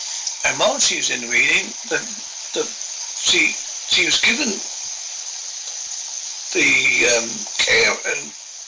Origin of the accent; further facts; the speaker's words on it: Westcliff-on-Sea, East of England, United Kingdom; born there; accent: Devon-Essex; also born or lived in Southend-on-Sea; It's my accent is Devon come Essex, because I was born in Essex. I was born in a place called Westcliff-on-Sea. I lived in Southend-on-Sea, which you may have heard of. It's a seaside resort in Essex.